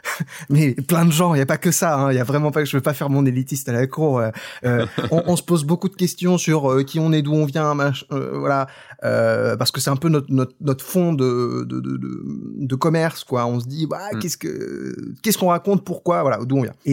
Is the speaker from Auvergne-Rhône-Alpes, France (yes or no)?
no; Brittany, France; Tu sais, moi, euh, je suis breton.